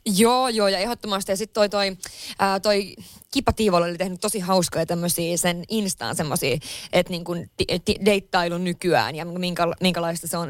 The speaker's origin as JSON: {"language": "Finnish", "region": "Lapland", "country": "Finland", "tie": "born or raised there", "moved": "yes", "lives_now": "Helsinki, Finland", "said": "mä oon Lapissa kotoisin"}